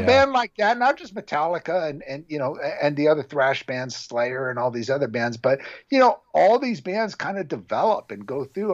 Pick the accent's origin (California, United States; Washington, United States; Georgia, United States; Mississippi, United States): California, United States; Orange County; I grew up in Orange County